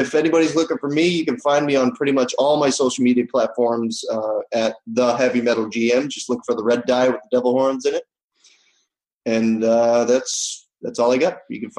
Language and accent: English; Northeast, United States; Maybe it's because I'm from the Northeast.